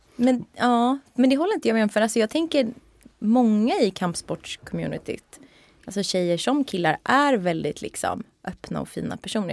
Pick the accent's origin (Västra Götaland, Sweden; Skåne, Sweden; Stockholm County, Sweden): Stockholm County, Sweden; Stockholm; där är jag uppvuxen med eh, min mamma och min pappa